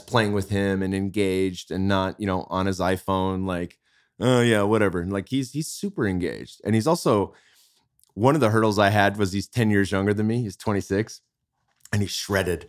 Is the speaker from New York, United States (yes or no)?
no; Bay Area, California, United States; now in Austin, United States; I'm from the Bay Area.